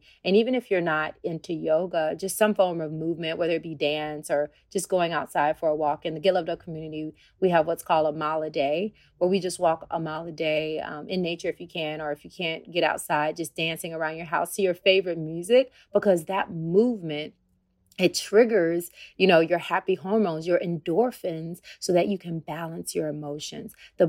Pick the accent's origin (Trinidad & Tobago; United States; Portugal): United States; the South; cornbread, you know, I'm from the South.